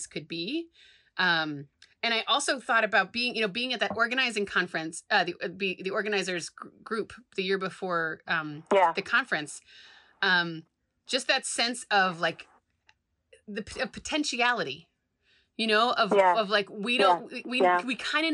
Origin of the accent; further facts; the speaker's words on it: Providence, Rhode Island, United States; in Providence, my hometown.